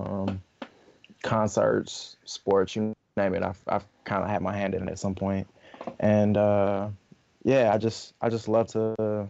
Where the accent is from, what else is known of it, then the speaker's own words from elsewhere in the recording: Atlanta, Georgia, United States; also born or lived in Augusta, Georgia; I'm a Georgia native. I was born in Augusta. I grew up in Atlanta.